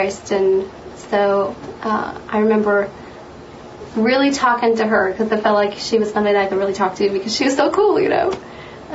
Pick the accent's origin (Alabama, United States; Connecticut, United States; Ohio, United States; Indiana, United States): Indiana, United States; Lafayette; I'm actually from Lafayette, born and raised here